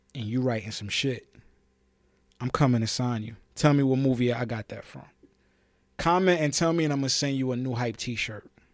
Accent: New York City, New York, United States; I'm a proud New Yorker. I'm from Brooklyn. I'm from the nineties. The era and the neighborhood

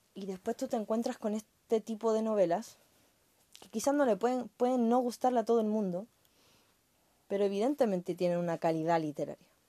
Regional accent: Chile; como chilena

